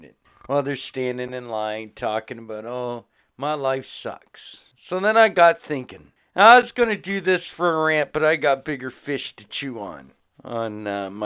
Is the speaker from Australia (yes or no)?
no; Canada; We're fuck Canadian.